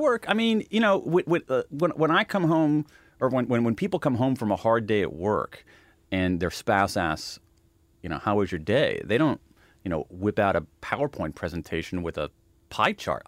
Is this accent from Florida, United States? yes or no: no; Ohio, United States; I'm from Ohio